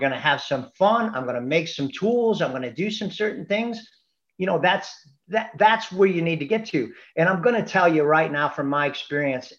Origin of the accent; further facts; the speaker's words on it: Chicago, Illinois, United States; I'm from Chicago